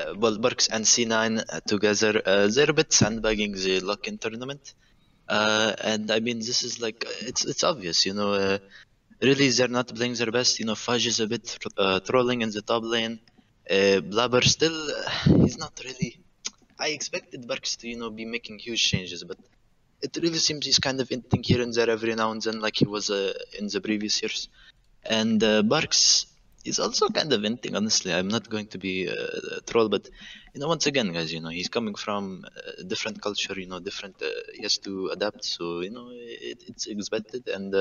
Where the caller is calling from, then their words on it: Phoenix, Arizona, United States; Calling from Phoenix, Arizona.